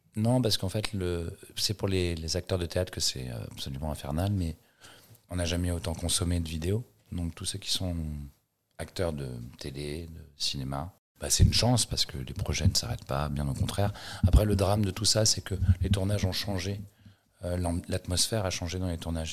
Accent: Paris, Île-de-France, France; j'ai grandi à Paris

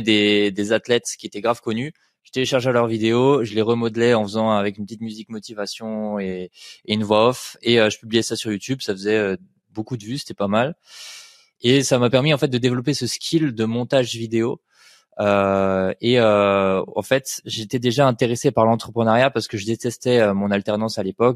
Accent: Colmar, Grand Est, France; je viens de Colmar en Alsace

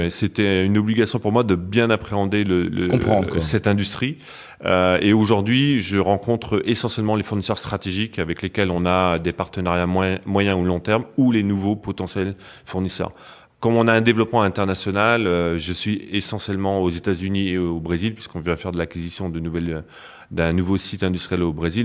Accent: Picardy, Hauts-de-France, France; moved away as an adult; also born or lived in Metz; je ne suis pas Lorrain, non, non, je suis Picard d'origine.

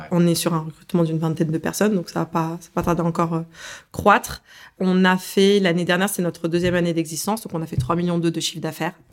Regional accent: Algeria; Alors, je suis algérienne, forcément il y a un attachement avec l'Afrique.

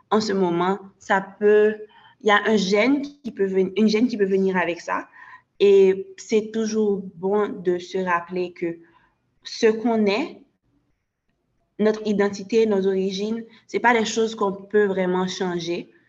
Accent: Haiti; moi d'affirmer que je suis haïtienne et aussi de rappeler aux gens euh, de ma communauté qu'ils peuvent être fiers d'être haïtiens.

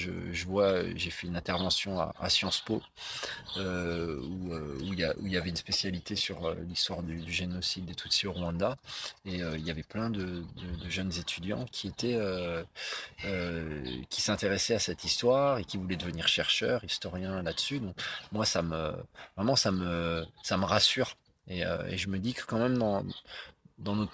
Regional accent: France; mais ben, moi je me sens français, je me sens pas rwandais à ce moment-là. Bien sûr, je suis, bien sûr que je suis rwandais aussi et j'ai pas, j'ai pas à le prouver, mais à ce moment-là, je suis français parce qu'elle me renvoie quelque chose aussi de mon pays qui est la France.

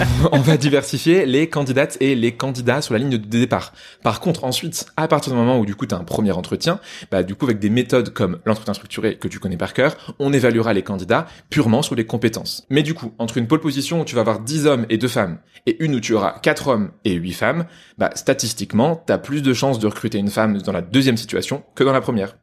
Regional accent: Poitiers, Nouvelle-Aquitaine, France; on dit Pictavien, merci, et je te permets pas de te moquer de ma ville natale

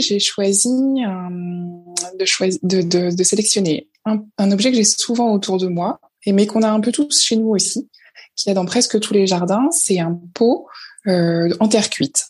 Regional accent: La Roche-Guyon, Île-de-France, France; also born or lived in Paris / Marseille; now in La Seyne-sur-Mer, France; je viens d'un tout petit village qui s'appelle La Roche-Guyon et qui est sur le bord de la Seine entre Paris et Rouen

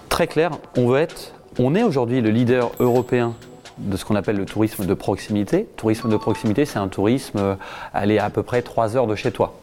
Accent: Le Havre, Normandy, France; also born or lived in Harfleur; C'est là où je suis né, c'est là où j'ai grandi, c'est là où j'ai encore toutes mes attaches

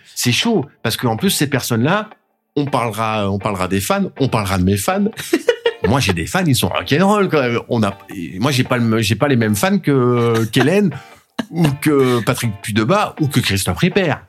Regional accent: Vernon, Normandy, France; c'est ma ville, euh, c'est ma ville natale. Euh, j'y suis né

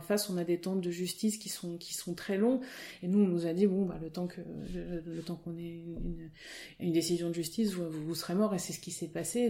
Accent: Auvergne-Rhône-Alpes, France; born or raised there; moved away as an adult; also born or lived in Côte d'Azur / Nantes / Rennes; now in Finistère, France

